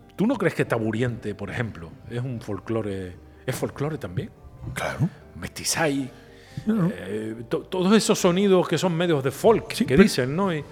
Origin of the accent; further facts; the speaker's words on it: Canary Islands, Spain; Los canarios, yo creo que, no sé si esto lo compartes conmigo, tenemos una manera de hacer las cosas